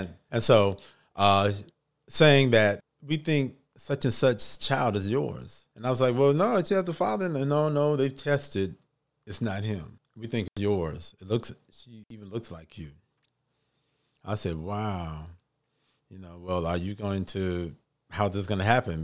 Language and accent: English; Little Rock, Arkansas, United States; now in Atlanta, United States; I'm originally from Little Rock, Arkansas.